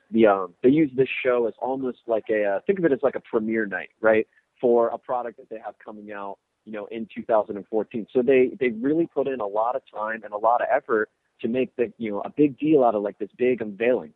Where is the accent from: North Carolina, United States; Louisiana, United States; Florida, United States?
Florida, United States; Orlando; I'm from Orlando, so I know Disney